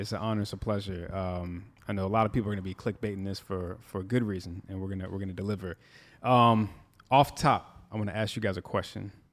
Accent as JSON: {"language": "English", "region": "Midwest", "country": "United States", "said": "I'm from the Midwest where they settled down real early"}